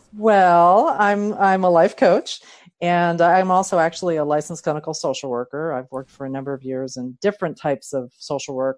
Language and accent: English; Philadelphia, Pennsylvania, United States; also born or lived in San Diego County; now in San Diego, United States; I'm originally from Philadelphia